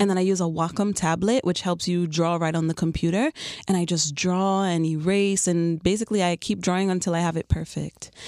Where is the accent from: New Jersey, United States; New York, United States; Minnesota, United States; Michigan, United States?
New York, United States; New York City; moved away as an adult; also born or lived in Chicago / South Florida; now in Miami, United States; I'm originally from Queens, New York.